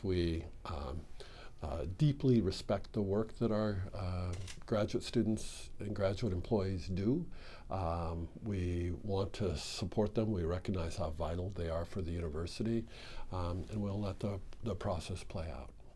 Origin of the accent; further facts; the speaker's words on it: Midwest, United States; moved away as an adult; now in Oregon, United States; I come from the Midwest